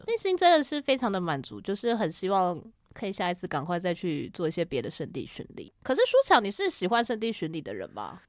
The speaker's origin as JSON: {"language": "Chinese", "country": "Taiwan", "said": "我就说台湾"}